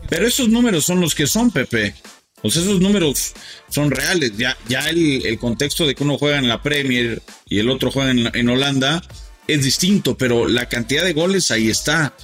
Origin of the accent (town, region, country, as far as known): Mexico